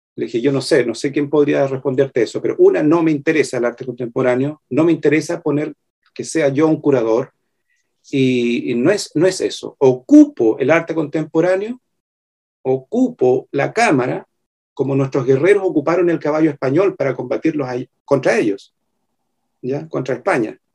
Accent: Chile; somos los indígenas de Chile. En este caso mapuche

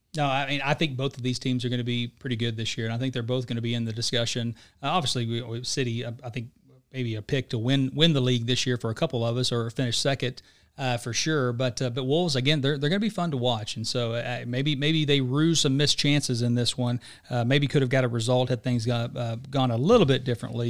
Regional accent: United States; as an American that's been there multiple times

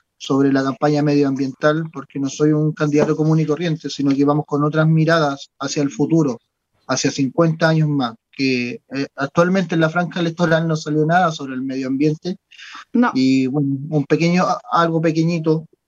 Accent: Chile; como buen chileno

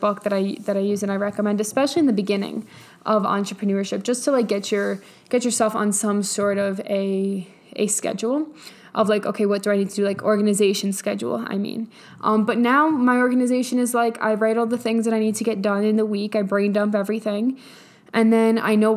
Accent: New York, United States; I am from New York.

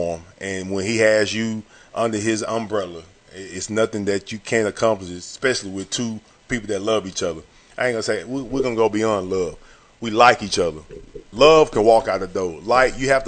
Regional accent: Longview, Texas, United States; I'm from Longview, Texas.

